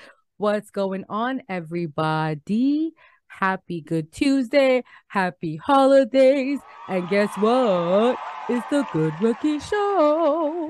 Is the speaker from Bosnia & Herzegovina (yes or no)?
no; Canada; We're visiting from Canada